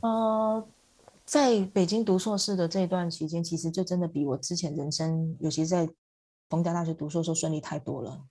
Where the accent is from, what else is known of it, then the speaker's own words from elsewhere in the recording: Taiwan; moved away as an adult; also born or lived in Hangzhou / Beijing / New York / Hong Kong; 因为我在台湾算是骨架大的 的人呢，就是我的身高大概一米，一百六十几公分，在台湾算是比较高的女生